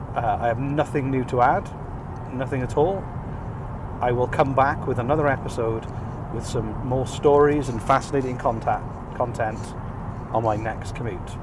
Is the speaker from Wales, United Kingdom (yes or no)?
yes; Wales, United Kingdom; moved away as an adult; now in Nova Scotia, Canada; Originally, I'm from Wales. I lived the first 33 years of my life in Wales, and as of about two months ago, I moved to Nova Scotia in Canada